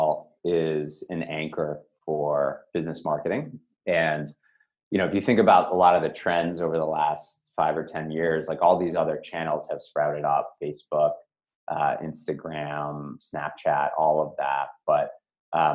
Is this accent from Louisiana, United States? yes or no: no; Newton, Massachusetts, United States; I grew up in Newton, Massachusetts, just outside of Boston here.